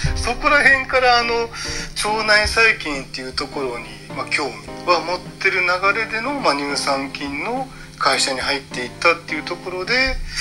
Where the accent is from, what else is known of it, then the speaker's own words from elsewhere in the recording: Hiroshima, Japan; 僕広島県なんですけど